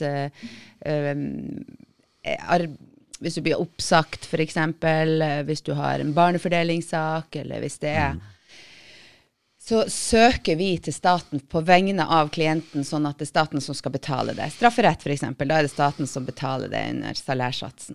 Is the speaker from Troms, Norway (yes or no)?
yes; Tromsø, Troms, Norway; accent: northern Norwegian; jeg er fra Tromsø